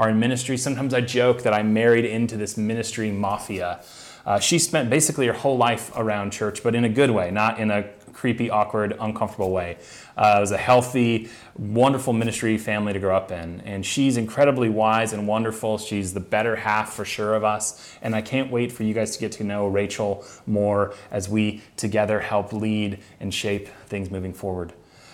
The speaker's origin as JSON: {"language": "English", "town": "Phoenix", "region": "Arizona", "country": "United States", "tie": "born or raised there", "moved": "as an adult", "lives_now": "San Francisco, United States", "said": "I grew up in Phoenix, Arizona"}